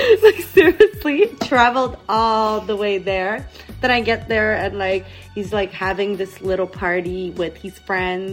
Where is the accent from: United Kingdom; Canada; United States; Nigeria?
Canada; Montreal, Quebec; I'm from Montreal, right? So at the time I was living, I was probably like 17 or 16 or something